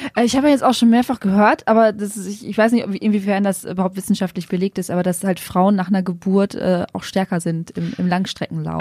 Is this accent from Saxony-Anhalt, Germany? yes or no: no; Münsterland, North Rhine-Westphalia, Germany; moved away as an adult; also born or lived in Düsseldorf; now in Berlin, Germany; Ich komme äh, ursprünglich aus dem Münsterland, also auch mhm. aus NRW